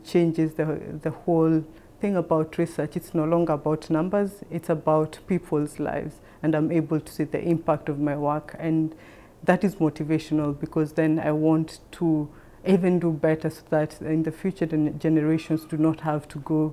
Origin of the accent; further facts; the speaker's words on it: Kenya; moved away as an adult; now in Thailand; I am a Kenyan by origin, and I came to work in Thailand